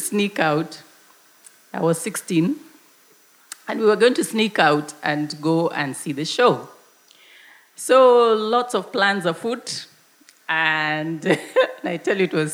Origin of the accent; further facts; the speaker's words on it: Nairobi, Kenya; where I grew up in Nairobi